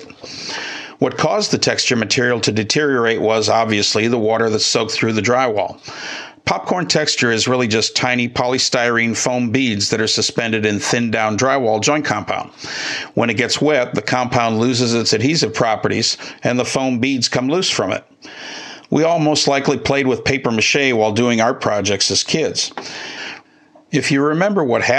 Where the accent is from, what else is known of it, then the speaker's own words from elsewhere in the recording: Midwest, United States; moved away; I grew up in the Midwest